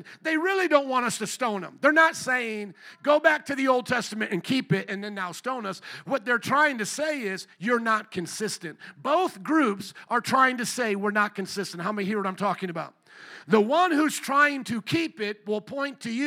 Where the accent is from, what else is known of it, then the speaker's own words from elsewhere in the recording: Fort Wayne, Indiana, United States; I grew up around the Amish in Fort Wayne, Indiana, literally just a bike ride from my neighborhood